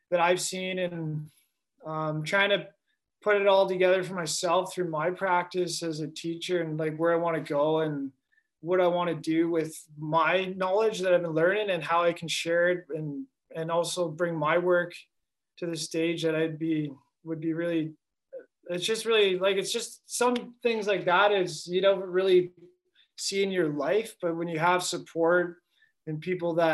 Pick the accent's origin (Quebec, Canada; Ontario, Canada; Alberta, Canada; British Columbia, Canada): Ontario, Canada; Toronto; Toronto, where I grew up in Ontario.